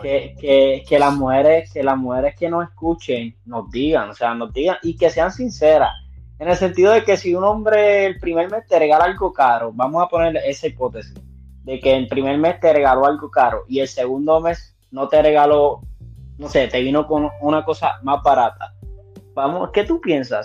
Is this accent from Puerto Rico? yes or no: yes; Puerto Rico; now in United States; en mi trabajo no, yo soy el único puertorriqueño que hay.